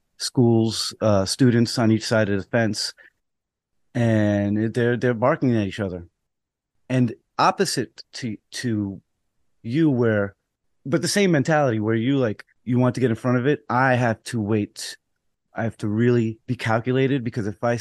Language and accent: English; New York City, New York, United States; also born or lived in Rockaway; I'm from the Bronx and I know the people